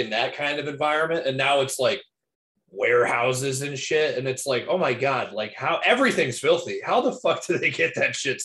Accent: Cleveland, Ohio, United States; oh, like Cleveland.

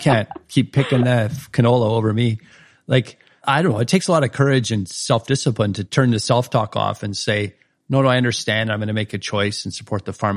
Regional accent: Saskatchewan, Canada; moved away; I was a flatlander from Saskatchewan back then

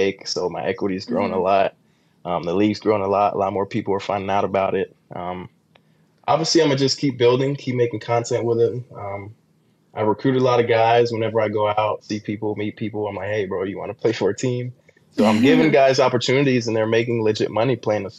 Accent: Costa Rica; moved away; I'm building one in my home country, Costa Rica, that I'm going to Airbnb out.

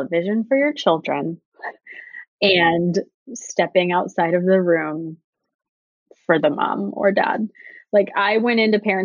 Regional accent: Austin, Texas, United States; also born or lived in Uganda; I'm from Austin

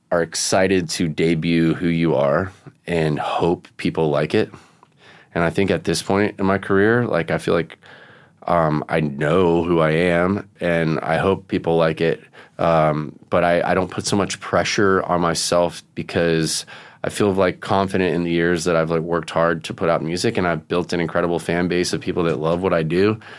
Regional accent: Vero Beach, Florida, United States; I grew up with Marty in Vero Beach, Florida.

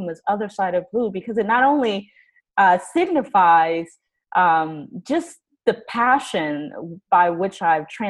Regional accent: Houston, Texas, United States; also born or lived in Los Angeles; now in Canada; I'm originally from Houston

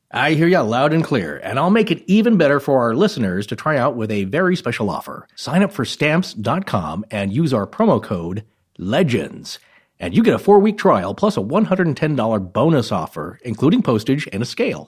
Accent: Idaho Panhandle, United States; Idaho, Idaho Panhandle region

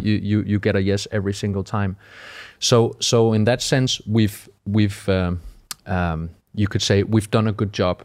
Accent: Denmark; moved away as an adult; also born or lived in Malmö, Sweden; I'm from Denmark

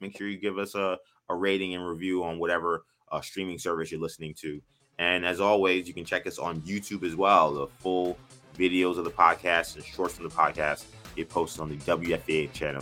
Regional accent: New York, United States; moved away as an adult; As a New Yorker

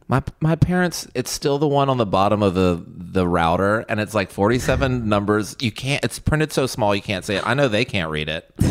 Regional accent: Virginia, United States; I'm from Virginia, so it's like a north, south

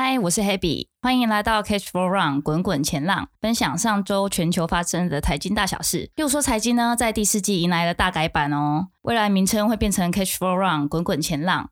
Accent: Taiwan; 我是台湾人

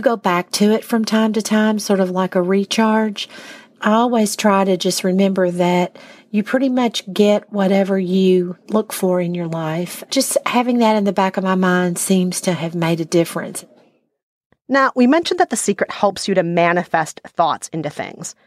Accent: Minnesota, United States; I grew up in Minnesota where people have no time for belly aching

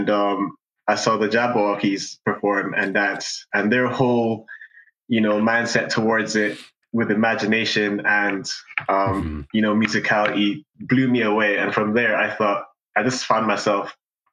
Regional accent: Aberdeen, Scotland, United Kingdom; also born or lived in Kenya; I am from Aberdeen, Scotland. Born in Kenya

